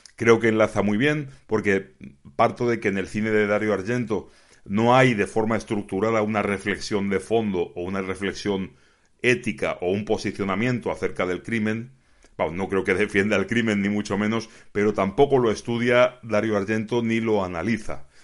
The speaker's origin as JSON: {"language": "Spanish", "country": "Spain", "said": "yo como aficionado español"}